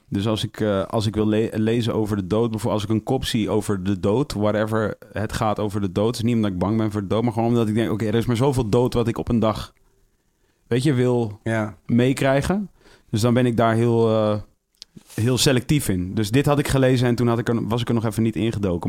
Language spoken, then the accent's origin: Dutch; Amersfoort, Utrecht, Netherlands; Ik kom uit Amersfoort